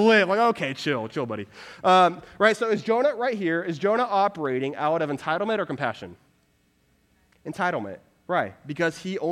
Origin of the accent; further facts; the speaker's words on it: Houston, Texas, United States; moved away as an adult; also born or lived in Waco, Texas / Dallas, Texas; now in Denver, United States; I grew up in the Houston area